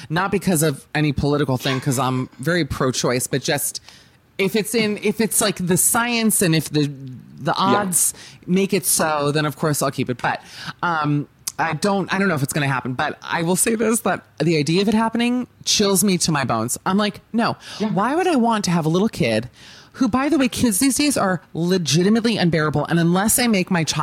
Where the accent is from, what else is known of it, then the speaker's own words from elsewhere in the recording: Miami, Florida, United States; moved away; also born or lived in Los Angeles; I'm from Miami, which is sinking